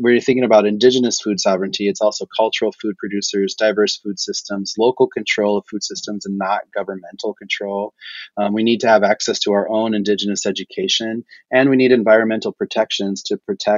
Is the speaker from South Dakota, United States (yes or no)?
yes; Pine Ridge Reservation, South Dakota, United States; I grew up on Pine Ridge Reservation in South Dakota